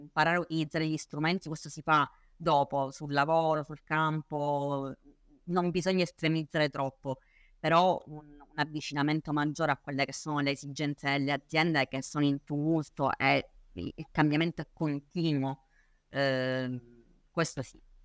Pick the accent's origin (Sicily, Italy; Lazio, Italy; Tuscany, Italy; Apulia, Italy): Sicily, Italy; Palermo; palermitana doc, eh, anche se in realtà diciamo, non, non, di origine ma di nascita e di crescita